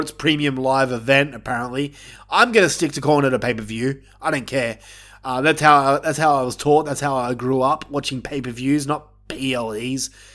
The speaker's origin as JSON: {"language": "English", "country": "Australia", "said": "I'm Australian"}